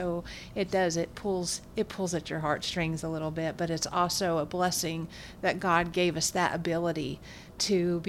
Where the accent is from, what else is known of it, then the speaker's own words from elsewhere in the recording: Bartlesville, Oklahoma, United States; I'm from Bartlesville, so my dad was more like an amateur radio guy